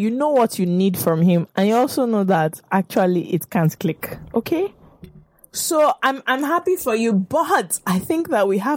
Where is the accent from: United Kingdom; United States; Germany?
United Kingdom; I'm British.